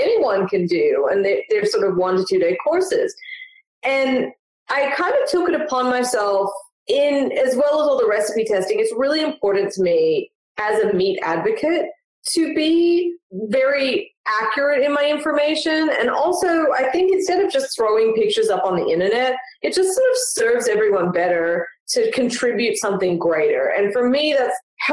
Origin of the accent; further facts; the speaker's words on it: Melbourne, Victoria, Australia; I'm originally from Melbourne, Australia